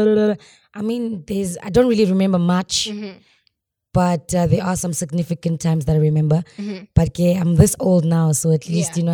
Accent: Cape Town, Western Cape, South Africa; first language Xhosa; English is a second language; also born or lived in Mthatha, Eastern Cape; So I was born in Eastern Cape, but bred in Cape Town.

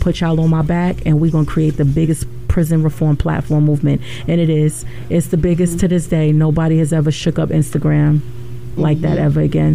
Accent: New York City, New York, United States; I'm from South Jamaica, Queens

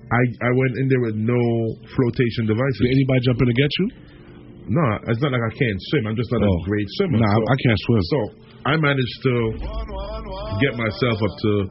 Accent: Jamaica; I'm Jamaican.

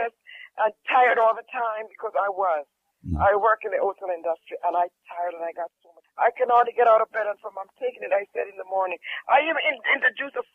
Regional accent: Jamaica; I'm from Jamaica.

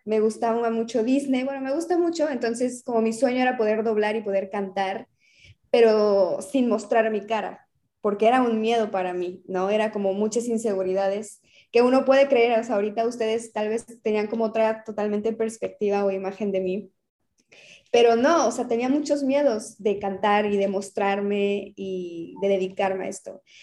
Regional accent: Mérida, Yucatán, Mexico; also born or lived in Cuernavaca; realmente he crecido en Mérida

